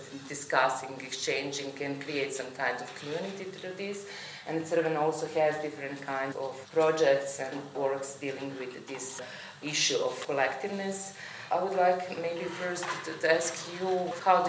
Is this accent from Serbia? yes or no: yes; Belgrade, Serbia; now in Vienna, Austria; I'm coming from Belgrade. I work in Vienna at the Academy of Fine Arts